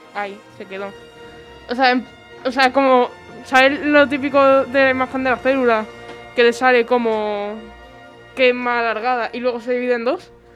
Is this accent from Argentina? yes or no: no; Spain; somos los españoles